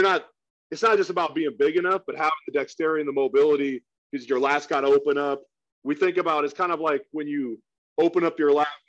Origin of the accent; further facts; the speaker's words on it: Oregon, United States; moved away as an adult; I'm from Oregon originally